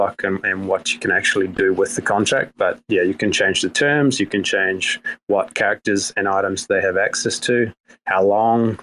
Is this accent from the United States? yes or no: no; New Zealand; accent: New Zealand; my New Zealand accent